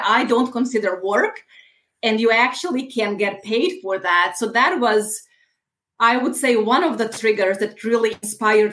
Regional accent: Bosnia & Herzegovina; moved away as an adult; also born or lived in Italy / United States; now in Munich, Germany; I was born in Bosnia

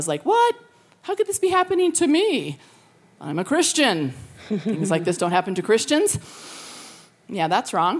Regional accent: Colorado, United States; now in California, United States; I'm from Colorado, but I've lived in California for over 30 years

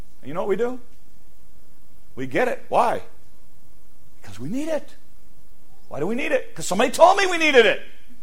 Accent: United States; one of the curses of being an American is we live in a world in which we are bombarded 24/7

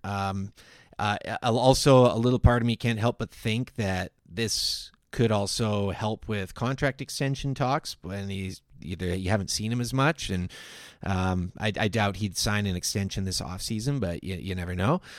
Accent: Victoria, British Columbia, Canada; I grew up in Victoria

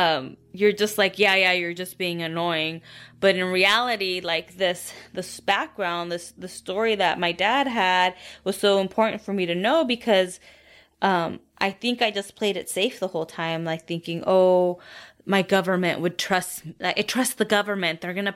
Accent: Colombia; now in Kansas, United States; when I say I'm from Colombia, they are eager to learn more about my country and how I ended up here.

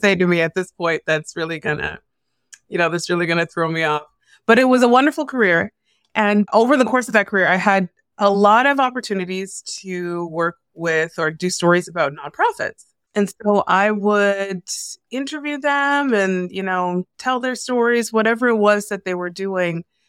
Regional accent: Toronto, Ontario, Canada; moved away as an adult; also born or lived in Newfoundland / Edmonton / Calgary / Kitchener; now in Vancouver, Canada; I was born and raised in Toronto

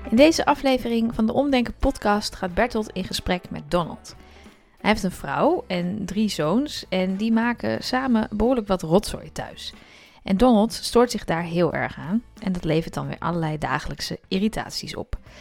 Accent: Breda, North Brabant, Netherlands; Ik kom uit Breda

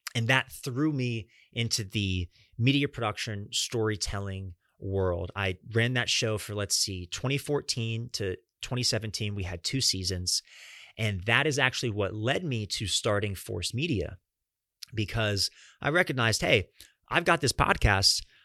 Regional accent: Atlanta, Georgia, United States; also born or lived in Fort Lauderdale, Florida / Fort Myers, Florida; Atlanta has been home to me and my family over the last twenty-two years.

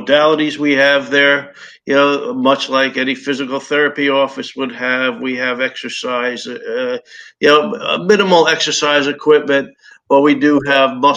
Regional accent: New Jersey, United States; moved away as an adult; now in Naples, United States; I'm from New Jersey, and I was practicing there well over 30 years as well

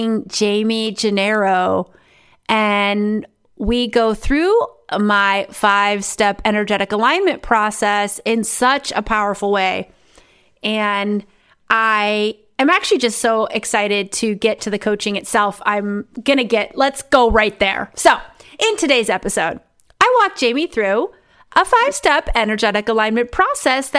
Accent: South Dakota, United States; now in The Hague, Netherlands; I grew up in South Dakota where the next town over was like 30 miles away

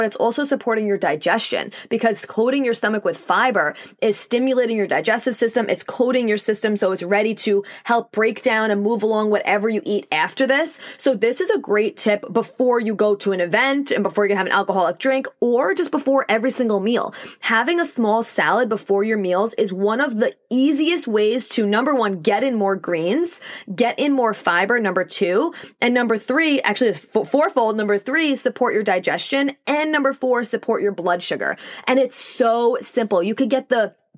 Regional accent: New York, United States; accent: New York; I also live in the Northeast. I'm in New York, if you couldn't tell by my accent.

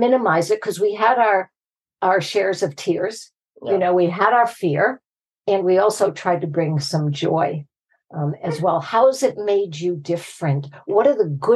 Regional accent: Boston, Massachusetts, United States; we are from Boston, and we say that word more times in a sentence than anybody else can.

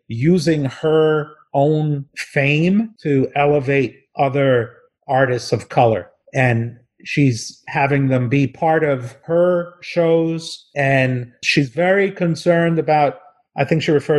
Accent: New Jersey, United States; I'm from New Jersey

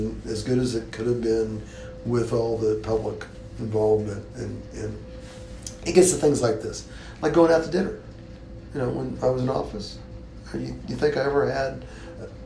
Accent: Tulsa, Oklahoma, United States; growing up in Tulsa

